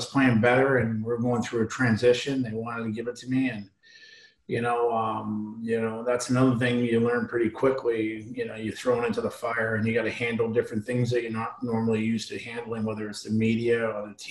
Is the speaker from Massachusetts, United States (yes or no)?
yes; Boston, Massachusetts, United States; growing up in Boston